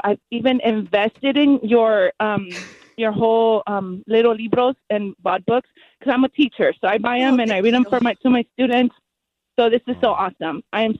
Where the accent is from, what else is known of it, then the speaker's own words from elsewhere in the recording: Maywood, California, United States; because I'm from Maywood. I grew up in Maywood.